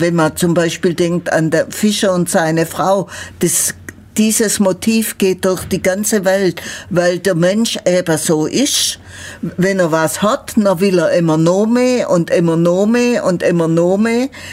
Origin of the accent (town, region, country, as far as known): Ulm, Baden-Württemberg, Germany; accent: Ulmer Schwäbisch